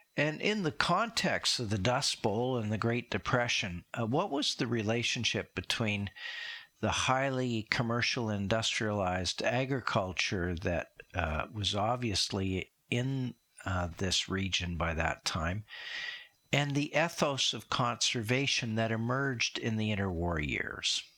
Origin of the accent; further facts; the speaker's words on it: Saskatchewan, Canada; I grew up in Saskatchewan